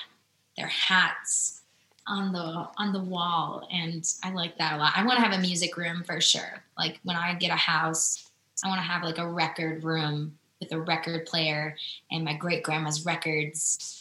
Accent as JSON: {"language": "English", "region": "Midwest", "country": "United States", "said": "I'm not a fashionista like that. I'm just not. I'm from the Midwest. So I like to wear Packer gear and sweaters"}